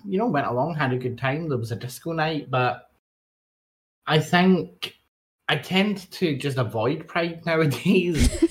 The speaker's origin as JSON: {"language": "English", "region": "Scotland", "country": "United Kingdom", "said": "I'm from Scotland"}